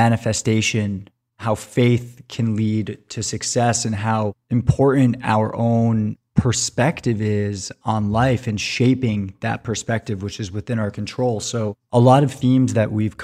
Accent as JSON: {"language": "English", "region": "New York", "country": "United States", "said": "my home state of New York"}